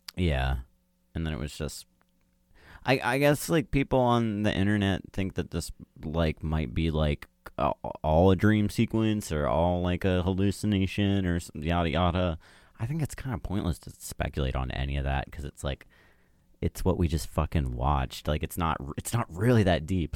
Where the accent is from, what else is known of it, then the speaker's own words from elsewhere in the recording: United States; I'm American